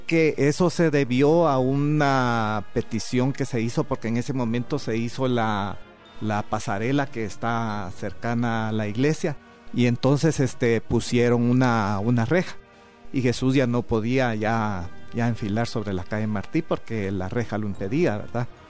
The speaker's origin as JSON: {"language": "Spanish", "town": "Palencia", "region": "Guatemala Department", "country": "Guatemala", "tie": "born or raised there", "moved": "yes", "lives_now": "Guatemala City, Guatemala", "said": "yo no vivía aquí en la capital, sino que vivía en una aldea de Palencia"}